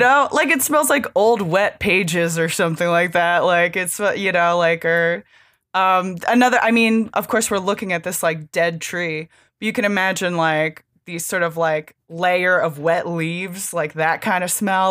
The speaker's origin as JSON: {"language": "English", "region": "Pennsylvania", "country": "United States", "tie": "born or raised there", "said": "I grew up in Pennsylvania"}